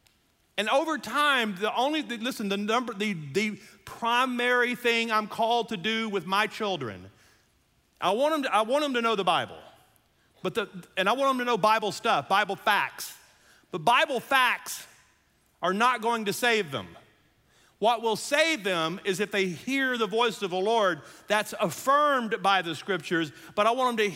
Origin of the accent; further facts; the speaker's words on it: Louisiana, United States; I'm from Louisiana